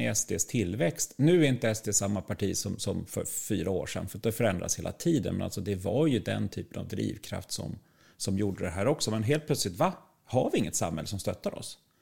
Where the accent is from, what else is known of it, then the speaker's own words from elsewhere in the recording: Sweden; vi som svenskar